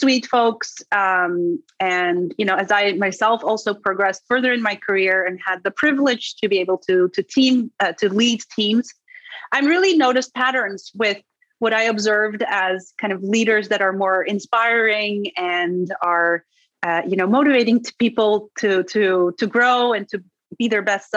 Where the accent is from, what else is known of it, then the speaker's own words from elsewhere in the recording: Netherlands; first language Dutch; English is a second language; moved away as an adult; also born or lived in Istanbul, Turkey / Colorado; now in New York City, United States; I'm from the Netherlands because that's where I grew up. And that's also my native language.